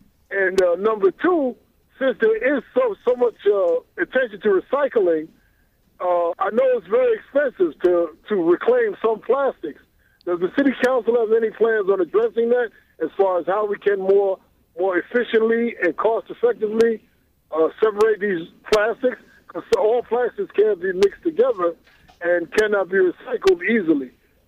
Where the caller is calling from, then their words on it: Queens, New York, United States; I'm calling from South Jamaica, Queens.